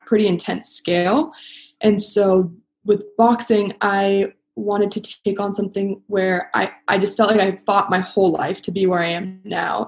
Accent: Los Angeles, California, United States; My dad is a famous actor, and so I grew up like in Hollywood

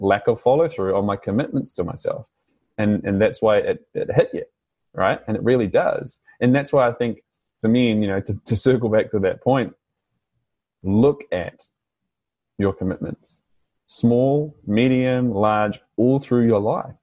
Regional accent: New Zealand; accent: New Zealand; now in Australia; my New Zealand accent

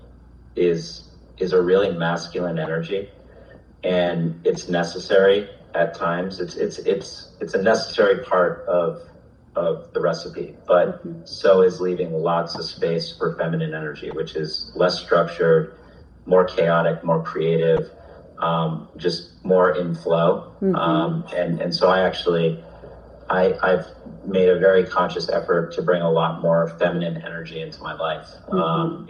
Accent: Vermont, United States; I grew up in Vermont, so nature's always been just a part of my life

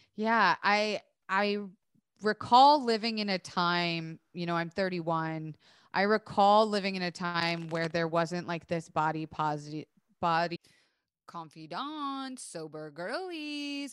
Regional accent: Florida, United States; I was raised in Florida

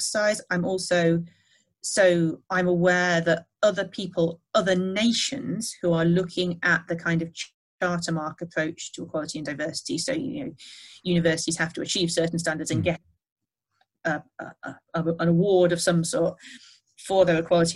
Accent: the Northwest, North West England, United Kingdom; I grew up in the Northwest in the 1980s

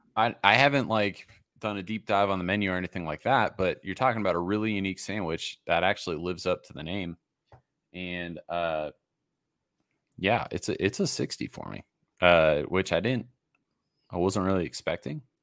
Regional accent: Massachusetts, United States; moved away as an adult; also born or lived in Rhode Island; growing up in Massachusetts, going to school on Rhode Island, uh, living the first twenty-two years of my life in that part of the country

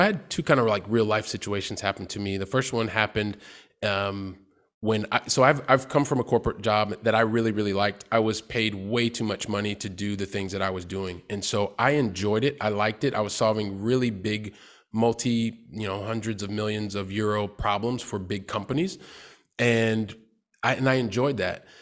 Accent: Columbus, Ohio, United States; moved away; I'm from Columbus, Ohio

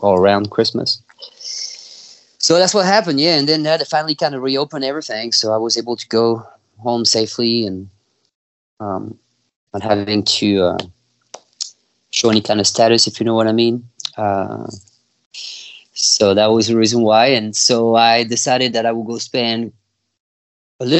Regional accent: France; born or raised there; also born or lived in California / Mississippi; now in Texas, United States

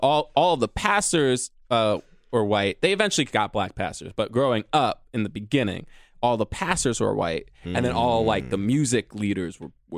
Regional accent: New York City, New York, United States; and I was born in Harlem

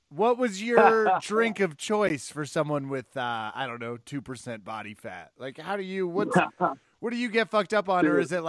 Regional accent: Kansas, United States; I'm from Kansas.

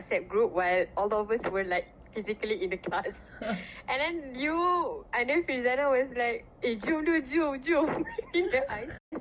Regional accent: Johor, Malaysia; moved away as an adult; also born or lived in Kuala Lumpur; now in Seremban, Malaysia; I was born and raised in Johor, but then I'm currently staying in Seremban

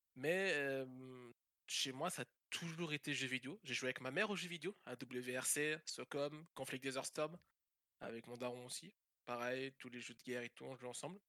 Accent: Belgium; moved away as an adult; now in France; je suis belge

